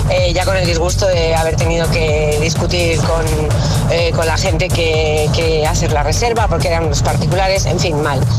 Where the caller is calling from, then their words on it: Madrid, Community of Madrid, Spain; Buenos días, agitadores. … de Madrid.